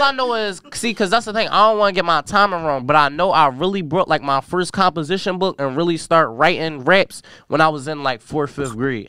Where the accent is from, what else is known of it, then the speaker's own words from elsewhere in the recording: Philadelphia, Pennsylvania, United States; I'm from North Philadelphia.